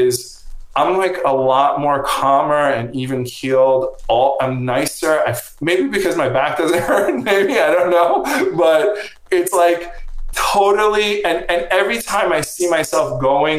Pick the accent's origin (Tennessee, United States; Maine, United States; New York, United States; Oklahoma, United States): New York, United States; Long Island; also born or lived in Brooklyn; I grew up in Long Island and then moved to the city when I was 18.